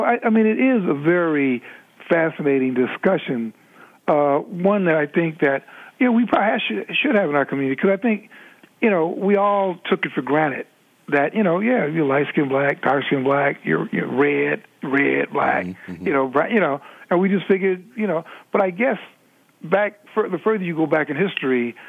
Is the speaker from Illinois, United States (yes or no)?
yes; Chicago, Illinois, United States; moved away; growing up in Chicago